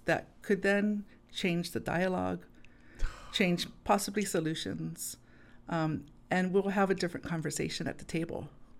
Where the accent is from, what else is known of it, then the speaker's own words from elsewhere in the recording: Hawaii, United States; it's not the worldview that we see today as a Hawaiian.